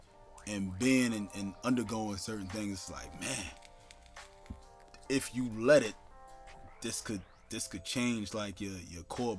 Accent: East Orange, New Jersey, United States; also born or lived in Newark, New Jersey; So I was born in Newark, raised in East Orange.

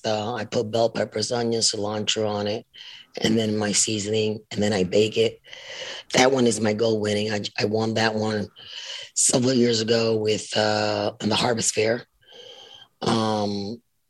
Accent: New York City, New York, United States; moved away; also born or lived in Puerto Rico; I grew up in New York too and was raised in Puerto Rico in the summer. Grew up in New York City real hard

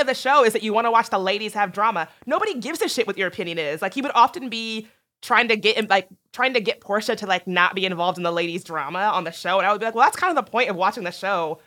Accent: East Coast, United States; I grew up on the East Coast

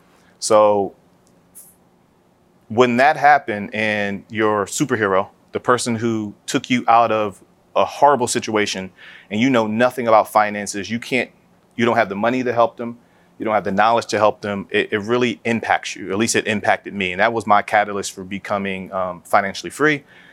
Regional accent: Philadelphia, Pennsylvania, United States; So I'm originally from West Philadelphia, born and raised.

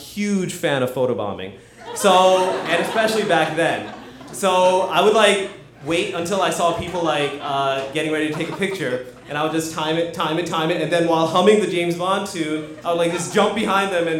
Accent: Hyderabad, Telangana, India; I was born in Hyderabad, which is a very congested town in South India, about the size of Boston.

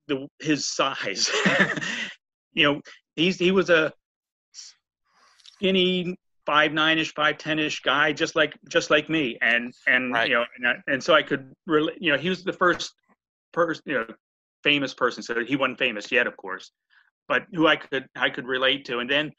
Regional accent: Newark, Delaware, United States; which is like 10 minutes from our hometown in Newark, Delaware.

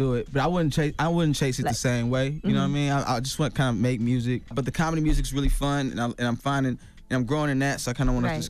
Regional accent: Chicago, Illinois, United States; hey man, will you listen to this mixtape, man? I'm from Chicago.

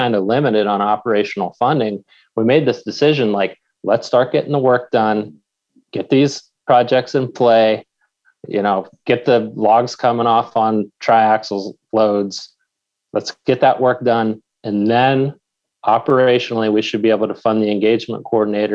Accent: Pennsylvania, United States; my home state of Pennsylvania

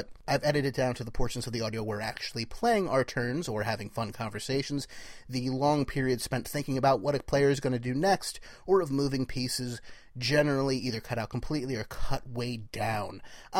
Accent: New Jersey, United States; from Jersey

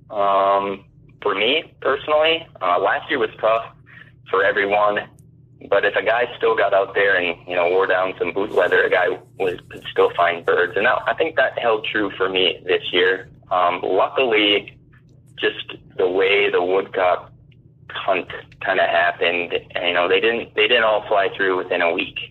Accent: Brainerd, Minnesota, United States; I hail from the Brainerd, Minnesota area

